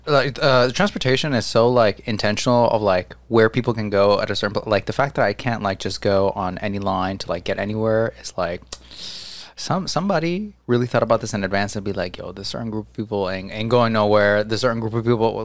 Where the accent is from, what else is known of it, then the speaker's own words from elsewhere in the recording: New Jersey, United States; I'm from Jersey.